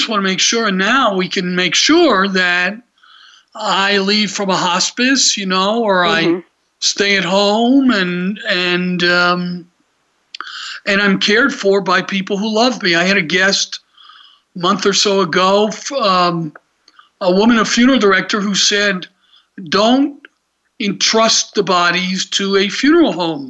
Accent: Atlanta, Georgia, United States; I just remember growing up in Atlanta

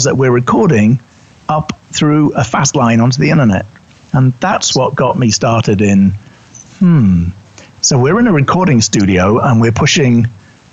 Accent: United Kingdom; accent: English; moved away as an adult; also born or lived in New York City; You can tell by my accent, I'm originally British

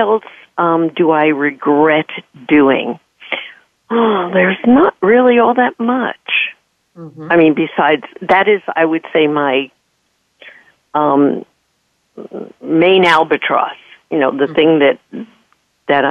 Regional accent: New York, United States; I'm from New York

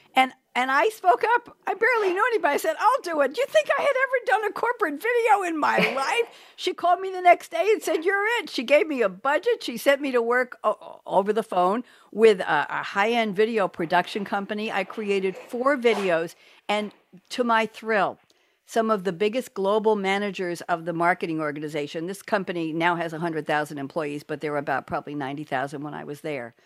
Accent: New York, United States; also born or lived in Eugene, Oregon; I'm from New York

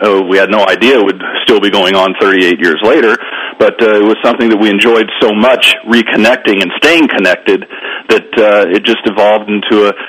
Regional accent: Los Angeles, California, United States; Most of us are now in our mid to late 50s. We were growing up in Woodland Hills, California, a suburban area outside of Los Angeles

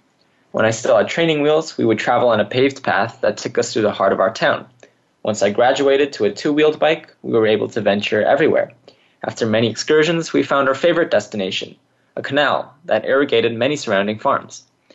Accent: California, United States; I, on the other hand, was born and raised in California's Central Valley. What I enjoyed the most as a kid living in a rural town was the openness.

